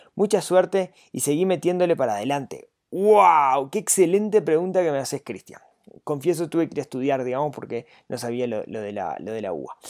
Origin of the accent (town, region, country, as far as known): Uruguay